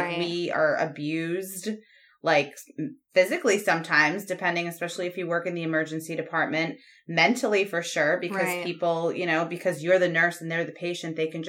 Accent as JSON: {"language": "English", "region": "Rhode Island", "country": "United States", "tie": "born or raised there", "also_born_or_lived": "Connecticut", "said": "I'm originally from Rhode Island. So that's where like my career started. I lived in Rhode Island my whole life, pretty much."}